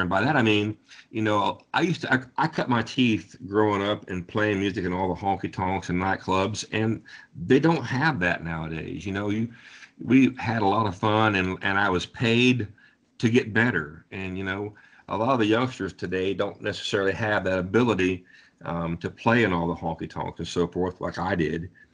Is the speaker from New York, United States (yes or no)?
no; Ohio, United States; I'm from Ohio